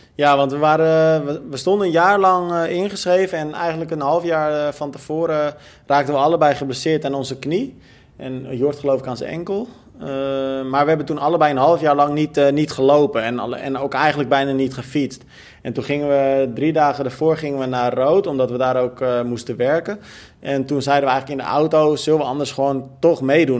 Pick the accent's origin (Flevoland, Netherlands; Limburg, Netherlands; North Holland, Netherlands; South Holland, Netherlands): Flevoland, Netherlands; Almere; ik ben natuurlijk ook opgegroeid in Almere